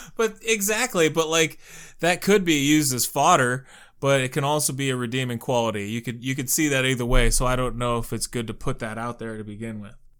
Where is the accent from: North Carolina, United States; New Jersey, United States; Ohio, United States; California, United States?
Ohio, United States; Youngstown; I'm from Mob City, U S A here in Youngstown